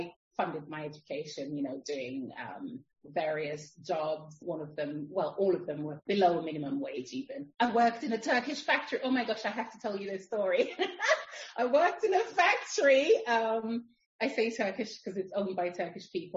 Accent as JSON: {"language": "English", "country": "Jamaica", "tie": "born or raised there", "also_born_or_lived": "London", "moved": "yes", "lives_now": "Spain", "said": "I was born in Jamaica. I migrated to London to live with a family member. And then from there, I met my husband, who's Spanish, and now I'm living in Spain."}